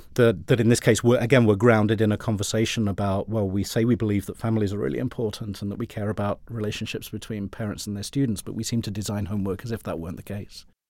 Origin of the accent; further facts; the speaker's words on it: United Kingdom; accent: British; I had a British accent